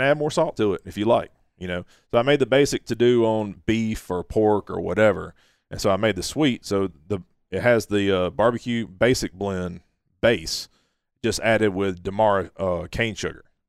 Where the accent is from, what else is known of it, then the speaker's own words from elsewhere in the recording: Orange Beach, Alabama, United States; also born or lived in Orlando; I grew up in Orange Beach, you know, I've literally been fishing, you know, all my life.